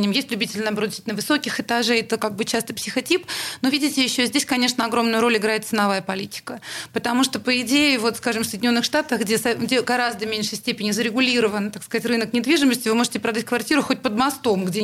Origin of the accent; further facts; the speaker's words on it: Saint Petersburg, Russia; Но, понимаете, мы из Питера.